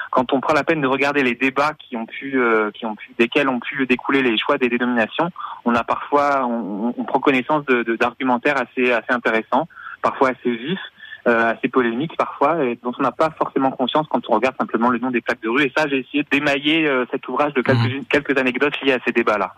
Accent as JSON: {"language": "French", "town": "Limoges", "region": "Nouvelle-Aquitaine", "country": "France", "said": "je suis originaire de Limoges"}